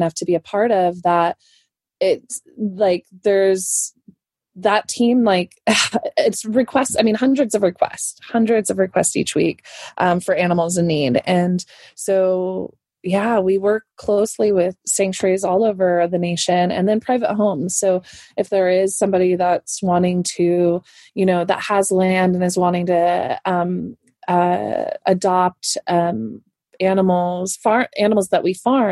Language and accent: English; California, United States; I am a Californian girl